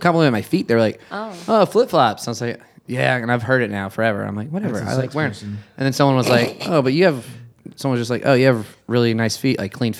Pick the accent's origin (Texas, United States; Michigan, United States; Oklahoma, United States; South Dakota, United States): Oklahoma, United States; now in Chicago, United States; when I moved here to Chicago that I'm from Oklahoma.